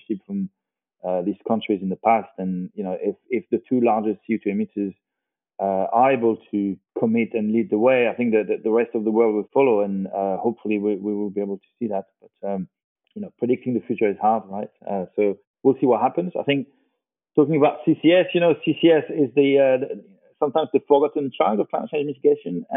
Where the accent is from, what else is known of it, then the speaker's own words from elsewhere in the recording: France; I'm from France.